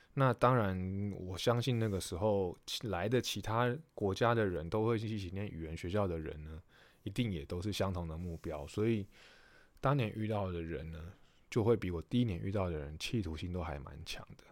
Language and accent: Chinese; Taiwan; moved away as an adult; 我们是台湾来的球迷